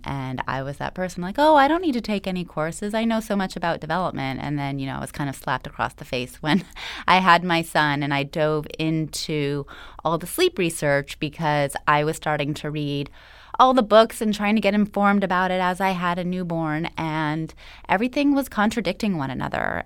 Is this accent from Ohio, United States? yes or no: no; Los Angeles, California, United States; I was actually born and raised right here in Los Angeles.